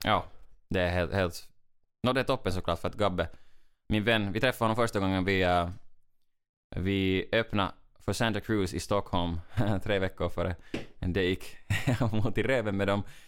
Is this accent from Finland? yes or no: yes; Finland; i Finland säger vi alltid torille, som menar att, att uh, vi, går, vi går till stan, ut på gatan, vet, vi är stolta finnar